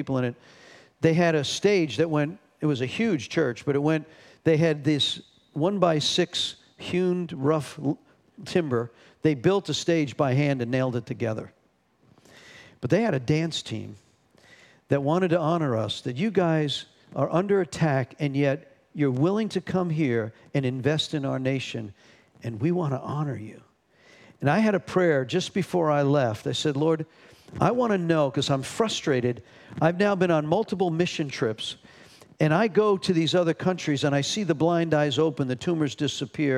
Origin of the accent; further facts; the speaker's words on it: North Carolina, United States; we're not from New York. We're from North Carolina